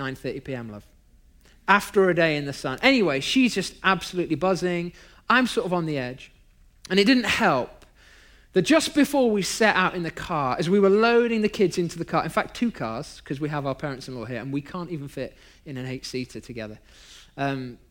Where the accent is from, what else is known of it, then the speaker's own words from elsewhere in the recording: United Kingdom; now in Long Beach, United States; I'm British